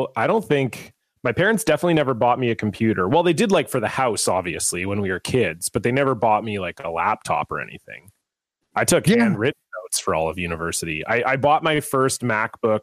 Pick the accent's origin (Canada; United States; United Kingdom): Canada; I'm Canadian, obviously. I took French from grade 1 to 12